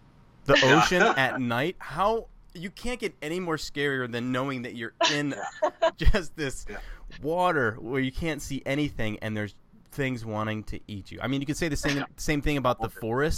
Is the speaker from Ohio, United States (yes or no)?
yes; Ohio, United States; also born or lived in North Carolina / Seattle; I was born in North Carolina. My family, I was born on a military base down there. And then family moved to Ohio. I was here for a while. And then I moved to Seattle and lived there for about a year.